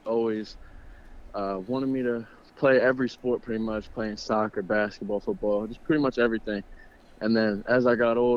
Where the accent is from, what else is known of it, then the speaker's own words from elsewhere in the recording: Gaithersburg, Maryland, United States; I'm from Gaithersburg, Maryland.